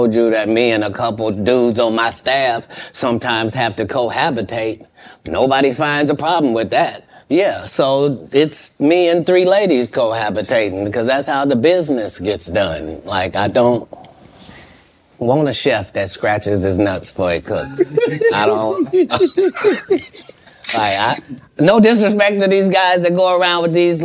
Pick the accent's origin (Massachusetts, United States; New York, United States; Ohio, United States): Ohio, United States; moved away; also born or lived in Los Angeles, United States; I'm from Ohio